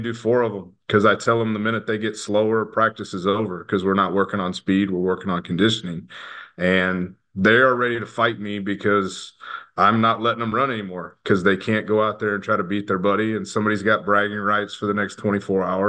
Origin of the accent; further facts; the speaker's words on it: Nixa, Missouri, United States; I grew up in Nixa, Missouri, just south of Springfield.